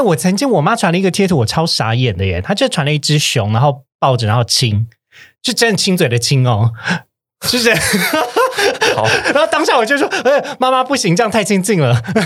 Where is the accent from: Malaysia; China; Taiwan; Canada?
Taiwan; Kaohsiung; moved away as an adult; now in Taipei, Taiwan; 我不是台北人，我是高雄人，但我上来台北工作